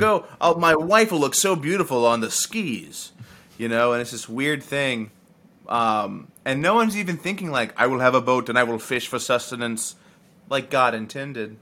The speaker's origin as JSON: {"language": "English", "region": "the South", "country": "United States", "said": "I'm from the South"}